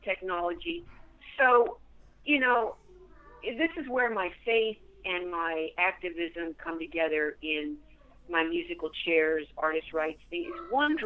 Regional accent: Texas, United States; my home state, Texas

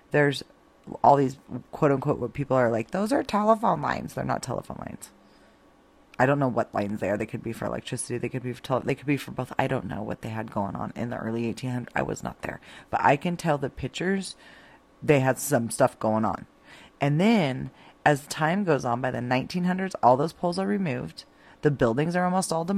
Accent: Idaho, United States; now in New Mexico, United States; I was born and raised in Idaho

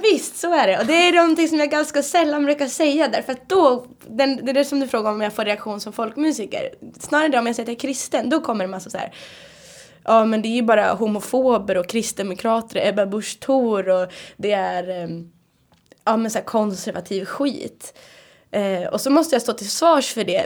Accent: Härnösand, Västernorrland County, Sweden; i Härnösand, där jag kommer ifrån

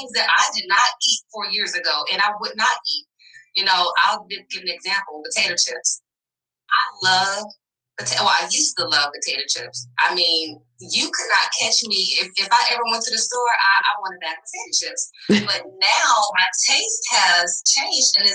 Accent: the South, United States; I'm from the South

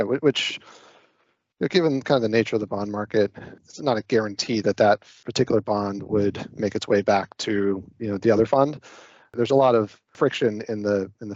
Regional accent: Ohio, United States; moved away as an adult; I grew up in Ohio and went to school out there

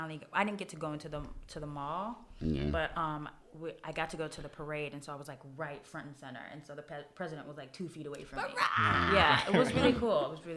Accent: Miami, Florida, United States; now in New York, United States; I'm from Miami

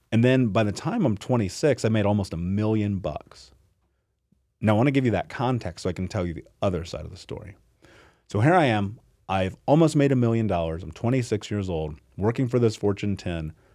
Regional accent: Indianapolis, Indiana, United States; I grew up in Indianapolis, in America, in the greatest fucking country in the world

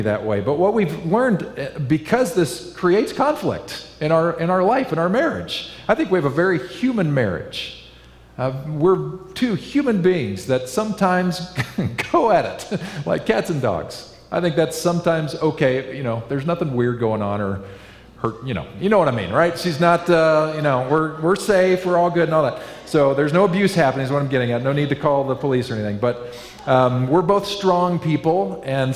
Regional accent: Kansas, United States; now in Northern California, United States; I grew up in Kansas

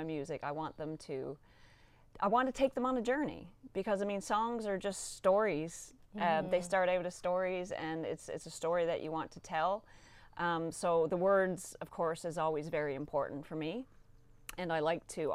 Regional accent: Newfoundland and Labrador, Canada; also born or lived in Nova Scotia; as a Newfoundlander

